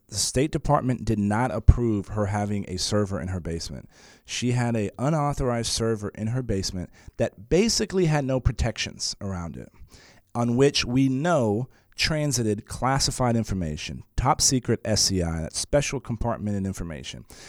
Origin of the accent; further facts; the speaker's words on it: San Antonio, Texas, United States; I was born and raised in San Antonio